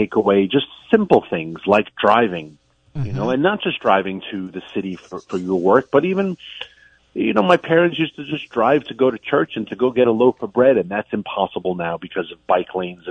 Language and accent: English; New York City, New York, United States; moved away; I am originally from New York